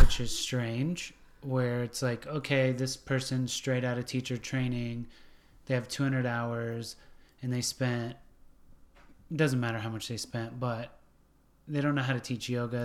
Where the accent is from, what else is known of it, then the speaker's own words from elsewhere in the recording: Washington State, California, West Coast, United States; now in Nashville, United States; I grew up on the West Coast, Washington State, California.